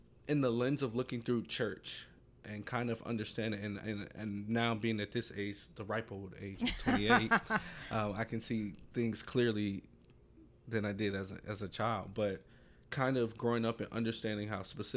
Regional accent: Chicago, Illinois, United States; I grew up in North Lawndale, still live in North Lawndale

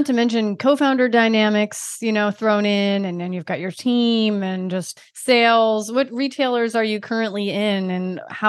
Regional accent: Delaware, United States; I'm from Delaware

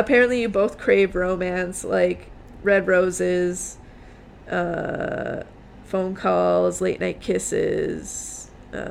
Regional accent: Minnesota, United States; accent: Minnesota; my Minnesota accent came out.

